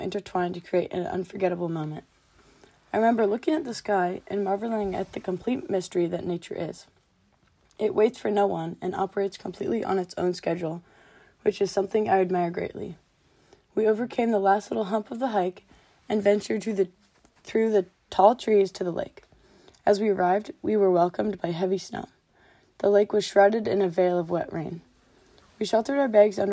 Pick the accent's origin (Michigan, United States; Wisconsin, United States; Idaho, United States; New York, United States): Idaho, United States; North; Born and raised in North Idaho